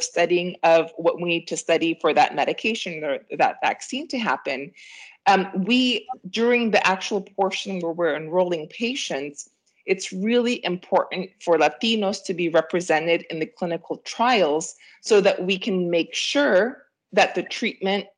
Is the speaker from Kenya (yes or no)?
no; Peru; now in United States; I'm an immigrant myself, I'm from Peru.